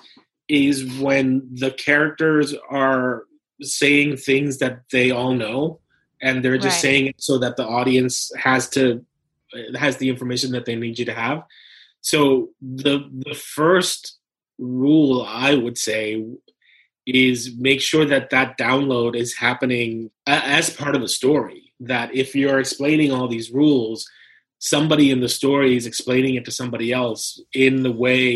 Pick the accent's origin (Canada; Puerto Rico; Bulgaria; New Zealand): Puerto Rico; English is a second language; moved away; I was born and raised in Puerto Rico, so English is my second language